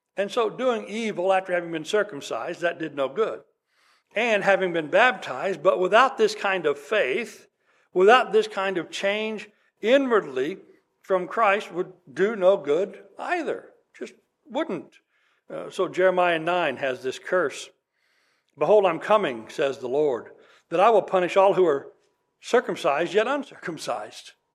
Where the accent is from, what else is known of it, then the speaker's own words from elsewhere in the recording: West Texas, United States; I grew up in West Texas